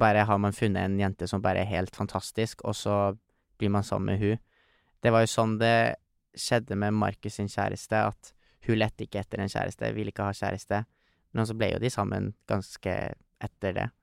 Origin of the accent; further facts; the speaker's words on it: Trofors, Nordland, Norway; der vi kommer fra. Mm. Trofors. En fantastisk liten bygd som er ca. 800 folk som bor.